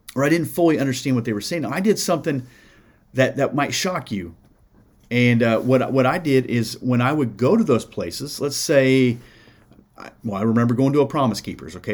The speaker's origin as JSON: {"language": "English", "region": "Iowa", "country": "United States", "tie": "born or raised there", "moved": "yes", "lives_now": "Indiana, United States", "said": "I grew up in Iowa, so I knew some farmers, and I got some here in Indiana."}